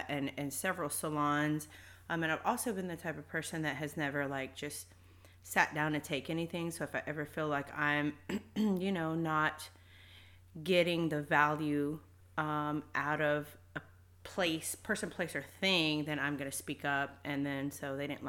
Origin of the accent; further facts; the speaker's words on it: Fort Worth, Texas, United States; I am from North Fort Worth. I grew up, born and raised in Fort Worth, Texas.